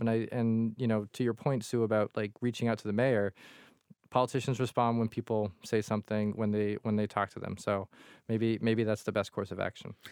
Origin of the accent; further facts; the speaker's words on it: Quincy, Massachusetts, United States; growing up in Quincy in a tiny apartment